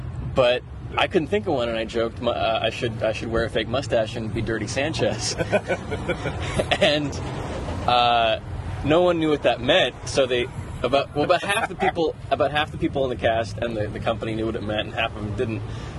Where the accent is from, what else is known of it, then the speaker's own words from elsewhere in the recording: New Orleans, Louisiana, United States; moved away as an adult; also born or lived in Alaska; now in Minneapolis, United States; I am from New Orleans, and I had lived there all my life, lived within an hour of New Orleans until I was 24